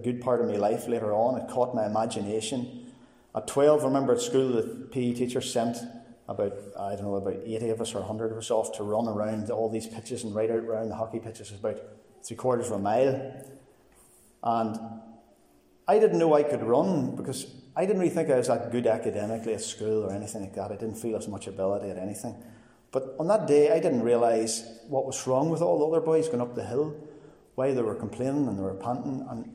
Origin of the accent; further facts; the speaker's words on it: Cookstown, Northern Ireland, United Kingdom; I grew up in Cookstown